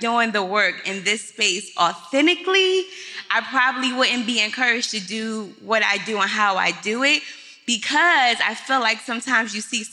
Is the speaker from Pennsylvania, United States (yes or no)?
yes; Philadelphia, Pennsylvania, United States; I'm from Philly